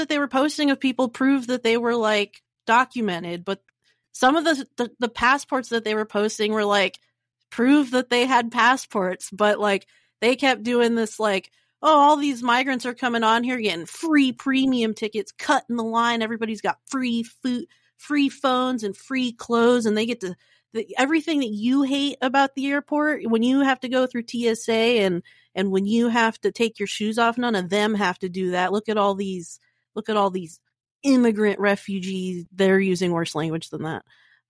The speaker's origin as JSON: {"language": "English", "town": "Cincinnati", "region": "Ohio", "country": "United States", "said": "I'm just traveling. I'm from Cincinnati."}